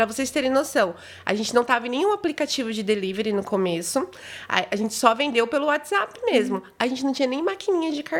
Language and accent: Portuguese; Foz do Iguaçu, Paraná, Brazil; eu sou de Foz e tava morando em Palmeira também, né?